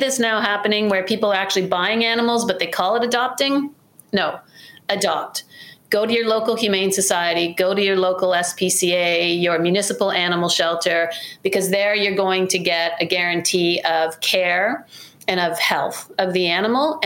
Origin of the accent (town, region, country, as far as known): Canada